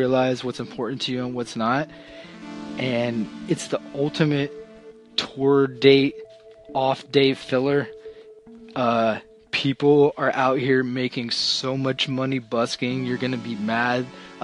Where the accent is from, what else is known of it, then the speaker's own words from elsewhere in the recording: Florida, United States; We're from Florida